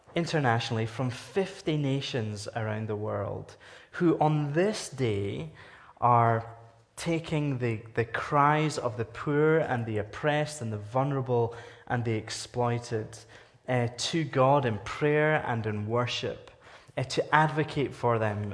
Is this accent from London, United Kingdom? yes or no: no; Scotland, United Kingdom; now in Canada; I'm from Scotland. I'm from the United Kingdom.